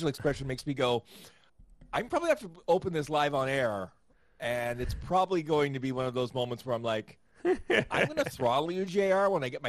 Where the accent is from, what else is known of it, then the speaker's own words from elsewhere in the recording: Canada; as a Canadian